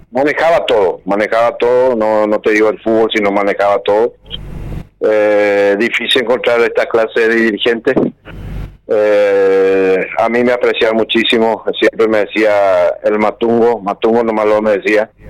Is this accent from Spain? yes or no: no; Paraguay; somos paraguayos, yo soy fanático de mi país, siempre fui fanático, siempre quise volver, nunca pensé cuando estuve afuera quedarme en un país siempre pensé de volver a, Paraguay porque quiero muchísimo a, este país.